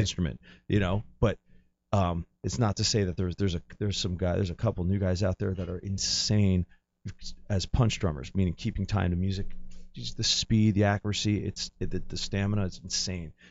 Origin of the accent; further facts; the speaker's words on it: New Jersey, United States; I'm from New Jersey, so I'm, like, based out of my parents' house